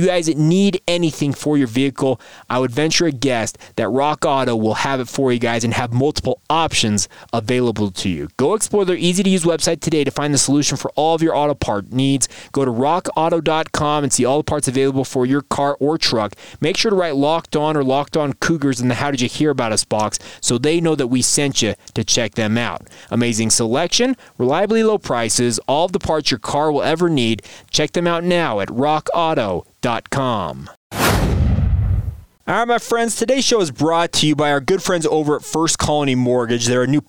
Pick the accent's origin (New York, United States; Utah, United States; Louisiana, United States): Utah, United States; Orem; a guy I grew up around in Orem, Utah.